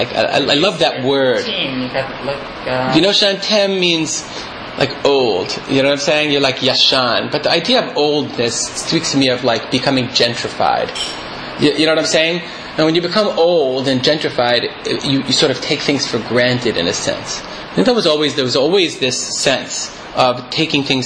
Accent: Michigan, United States; moved away; we came from Michigan

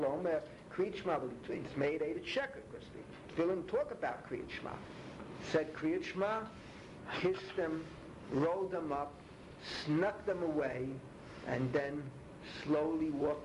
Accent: New York City, New York, United States; moved away; I was born in the Bronx

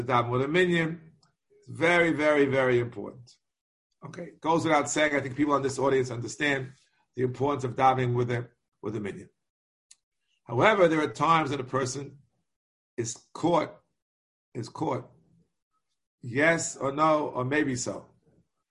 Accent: New York, United States; I'm a New Yorker

